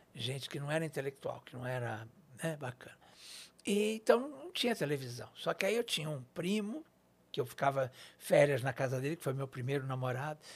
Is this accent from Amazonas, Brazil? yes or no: no; São Paulo, Brazil; Eu sou daqui de São Paulo. Na, nasci aqui na, na, Zona Leste, de certa forma, no, no Brás